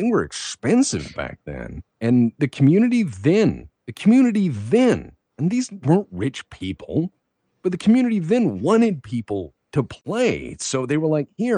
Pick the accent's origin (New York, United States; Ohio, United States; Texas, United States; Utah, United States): Texas, United States; I was an awkward kid growing up in Texas.